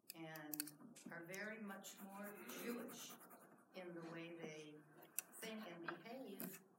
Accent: Canada; now in United States; So, I'm originally from Canada.

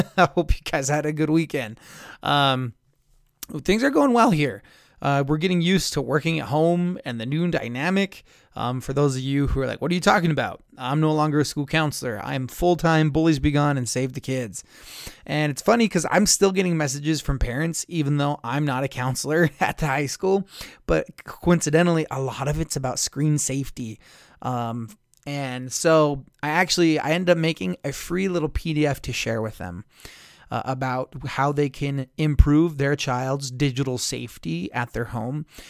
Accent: Blanding, Utah, United States; in my hometown, we would, in Blanding

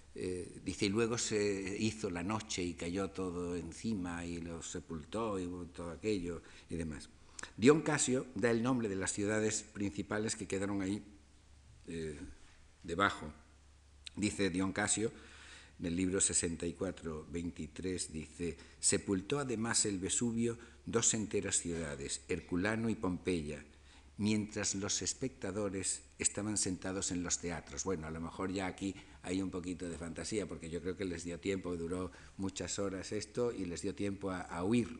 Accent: Spain; nosotros como españoles

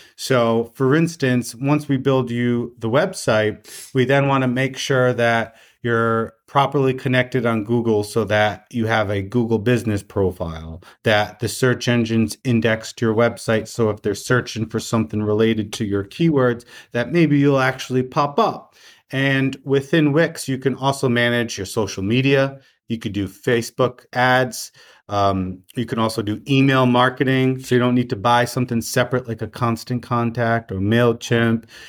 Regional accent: Rhode Island, United States; I'm a true Rhode Islander, I stay within the state.

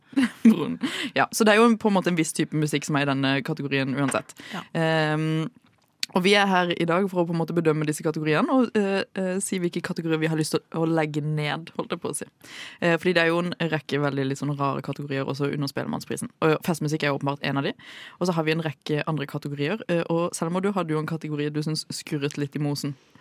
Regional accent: Sørlandet, Norway; som sørlending

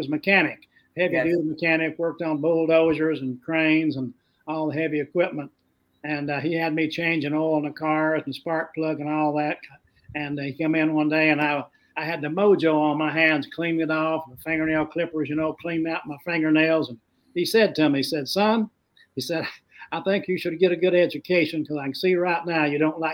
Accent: the American South, United States; also born or lived in Kentucky; I'm a Southerner

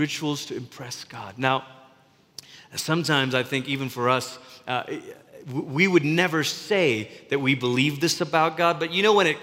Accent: Malaysia; Growing up in Malaysia

